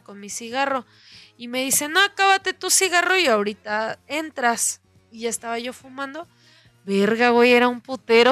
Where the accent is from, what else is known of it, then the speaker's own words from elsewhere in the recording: Mexico City, Mexico; de la Ciudad de México